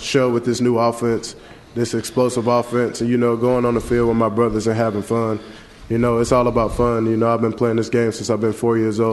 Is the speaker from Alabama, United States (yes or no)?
yes; Saraland, Alabama, United States; moved away as an adult; also born or lived in Los Angeles, California; now in Knoxville, United States; growing up in Saraland, Alabama